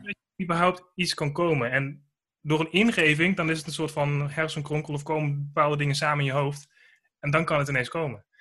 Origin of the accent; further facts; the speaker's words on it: Groningen, Netherlands; moved away; woont en werkt in Groningen. Dat is mijn geboortestad.